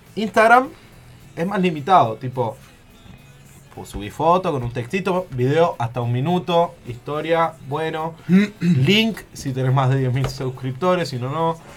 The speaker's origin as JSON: {"language": "Spanish", "region": "the south", "country": "Argentina", "said": "yo no soy mendocino, soy"}